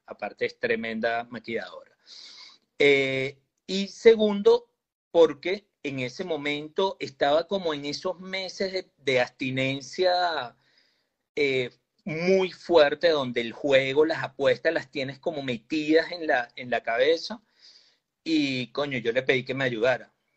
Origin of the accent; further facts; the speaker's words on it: Venezuela; nuestro país